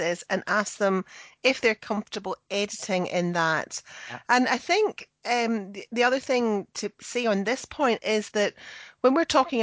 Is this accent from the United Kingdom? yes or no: yes; Scotland, United Kingdom; moved away as an adult; also born or lived in England; I was born in, and I now live in Scotland, but I also lived and worked in England for years